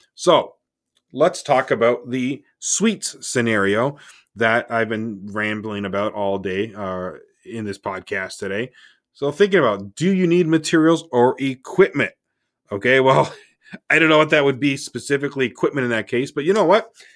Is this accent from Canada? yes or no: yes; Canada; I'm Canadian